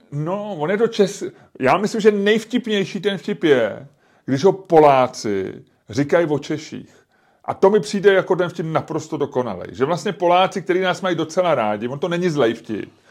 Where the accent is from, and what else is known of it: Czechia